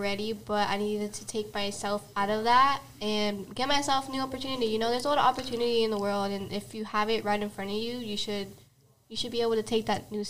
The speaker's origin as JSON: {"language": "English", "town": "Riverside", "region": "California", "country": "United States", "tie": "born or raised there", "also_born_or_lived": "Murrieta, California", "lives_now": "Menifee, United States", "said": "I grew up in Riverside. Wasn't there too long. I come from, I don't know, honestly, I'm a foster child, so I don't really know."}